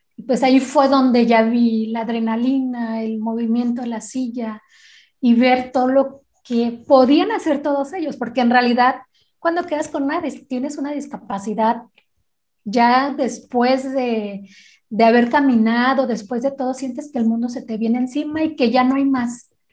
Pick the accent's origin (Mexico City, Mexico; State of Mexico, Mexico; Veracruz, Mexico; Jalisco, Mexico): Jalisco, Mexico; Guadalajara; soy de Guadalajara, Jalisco